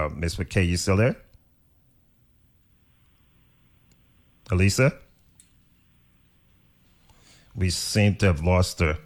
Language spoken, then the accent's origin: English; Little Fountain, St. Croix, U.S. Virgin Islands; from Little Fountain. My family's from Little Fountain